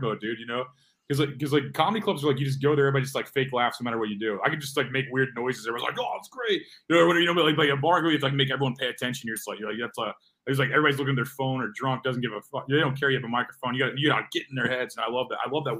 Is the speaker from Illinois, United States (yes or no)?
no; St. Louis, Missouri, United States; I'm from St. Louis and like St. Charles.